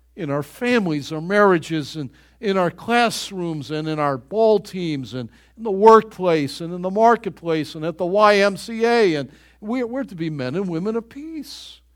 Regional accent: Buffalo, New York, United States; growing up in Greater Buffalo, New York

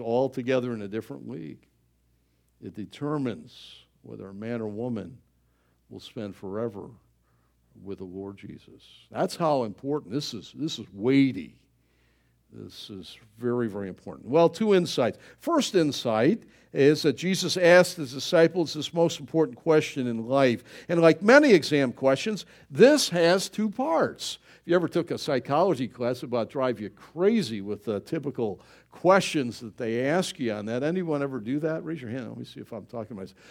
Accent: Buffalo, New York, United States; I'm from Buffalo

